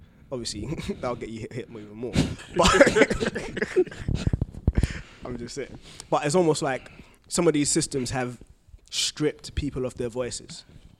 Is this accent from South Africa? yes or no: no; Ghana; Not in Ghana.